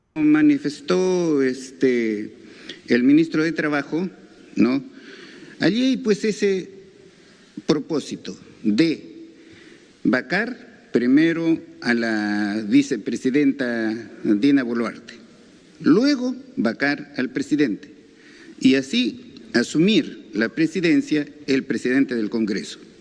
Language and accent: Spanish; Peru; somos todos los peruanos